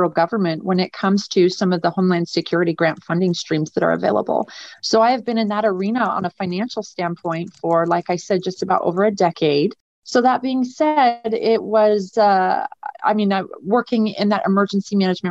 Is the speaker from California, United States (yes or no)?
no; Seattle, Washington, United States; moved away as an adult; now in Las Vegas, United States; I'm a transplant. I'm from Seattle, Washington, actually.